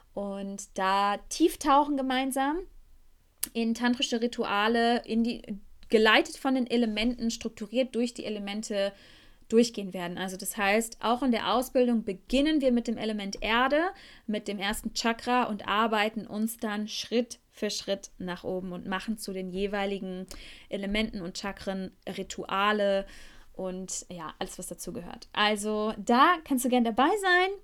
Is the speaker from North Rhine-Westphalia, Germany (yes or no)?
yes; Beckum, North Rhine-Westphalia, Germany; first language German; moved away as an adult; now in Costa Rica; in meiner Heimatstadt Beckum, wo ich jetzt gerade mich hauptsächlich aufhalte